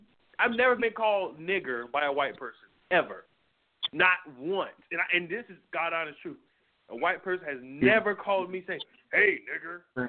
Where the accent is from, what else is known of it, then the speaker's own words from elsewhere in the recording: New York, United States; Like, I'm from New York, dude.